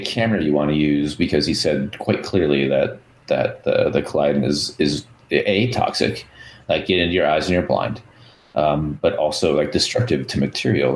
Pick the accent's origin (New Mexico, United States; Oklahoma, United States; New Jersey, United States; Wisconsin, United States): Wisconsin, United States; accent: Wisconsin; my Wisconsin accent comes out